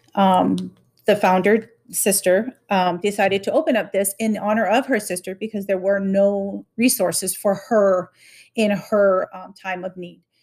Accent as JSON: {"language": "English", "town": "Honolulu", "region": "Hawaii", "country": "United States", "moved": "yes", "lives_now": "Tipton County, United States", "said": "I am originally from Honolulu, Hawaii"}